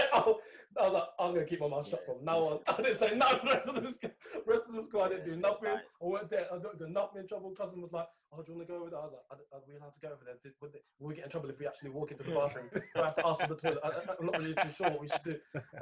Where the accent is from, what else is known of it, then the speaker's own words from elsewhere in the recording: Discovery Bay, Saint Ann, Jamaica; I'm from Discovery Bay, where my grandparents are from.